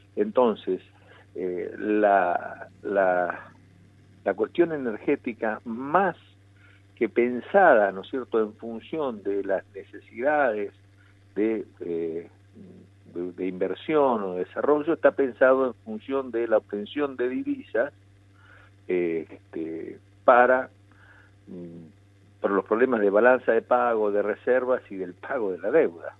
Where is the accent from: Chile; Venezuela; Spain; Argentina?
Argentina; Pico Truncado, Santa Cruz; desde mi pueblo de Pico Truncado